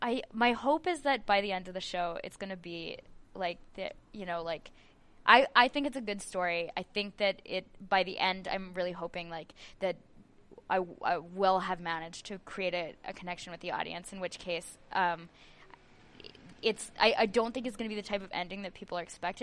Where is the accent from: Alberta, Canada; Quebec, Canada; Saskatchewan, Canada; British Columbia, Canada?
Alberta, Canada; Edmonton; moved away as an adult; now in Montreal, Canada; I'm from Edmonton, and I moved here to do the playwriting program at the National Theatre School of Canada.